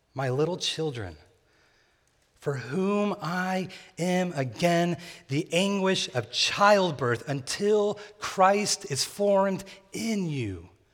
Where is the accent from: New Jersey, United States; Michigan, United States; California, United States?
California, United States; near Bakersfield; born or raised there